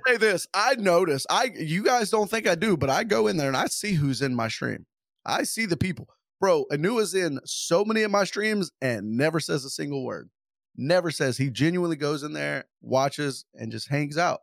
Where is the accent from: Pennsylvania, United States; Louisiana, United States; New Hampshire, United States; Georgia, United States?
Louisiana, United States; I'm from Louisiana.